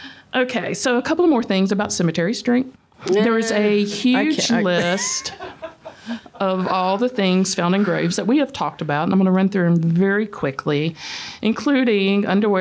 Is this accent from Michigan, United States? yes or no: no; Mississippi, United States; now in Alabama, United States; I'm not from here either. I'm from Mississippi.